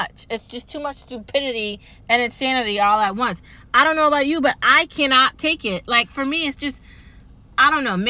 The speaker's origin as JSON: {"language": "English", "country": "United States", "said": "I'm an American"}